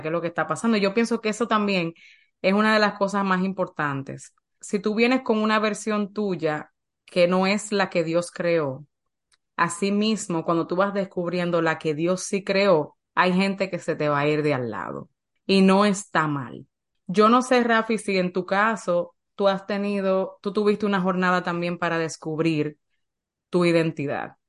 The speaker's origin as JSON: {"language": "Spanish", "country": "Dominican Republic", "tie": "born or raised there", "said": "Yo nací en República Dominicana"}